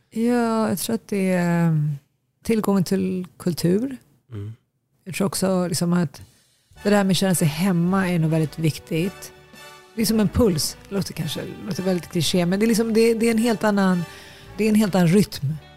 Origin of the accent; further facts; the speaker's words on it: Nacka, Stockholm County, Sweden; moved away as an adult; also born or lived in Asmara, Eritrea; now in New York, United States; uppväxt i Fisksätra ute i Nacka, en förort till Stockholm tillsammans med mina föräldrar och mina syskon